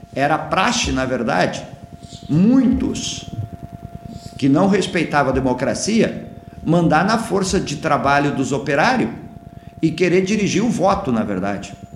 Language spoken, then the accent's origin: Portuguese; Mata, Rio Grande do Sul, Brazil; also born or lived in Jaguari / Sapiranga; Eu sou natural da cidade de Mata, que fica na região da, de Santa Maria